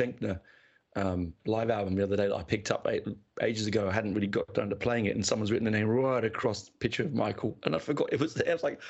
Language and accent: English; Canberra, Australian Capital Territory, Australia; It was a doubleheader in my hometown of Canberra, a tiny little Canberra.